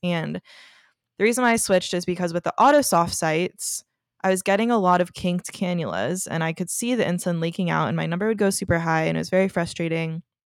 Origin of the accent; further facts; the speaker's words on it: Texas, United States; moved away as an adult; now in Los Angeles, United States; I am from Texas, if you don't already know that, and so I've only been in L A a couple years